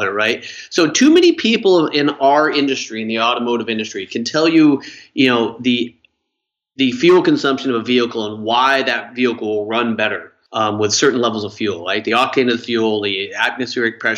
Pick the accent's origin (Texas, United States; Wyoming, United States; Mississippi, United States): Wyoming, United States; growing up in Wyoming